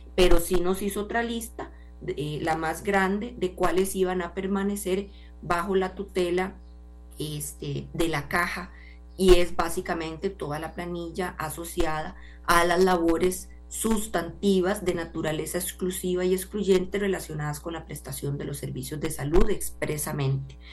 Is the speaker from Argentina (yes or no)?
no; Costa Rica; como costarricense